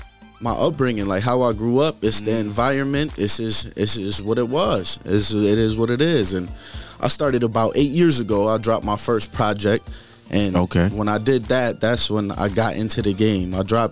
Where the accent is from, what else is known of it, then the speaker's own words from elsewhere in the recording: Syracuse, New York, United States; Syracuse, New York, upstate New York.